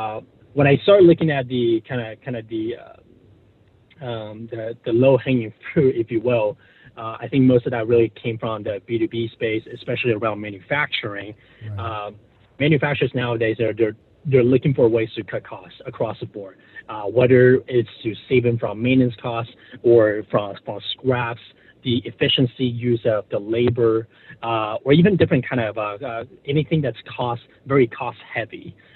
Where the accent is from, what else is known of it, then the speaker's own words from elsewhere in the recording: Taiwan; You know, growing up, you know, I was born and raised in Taiwan.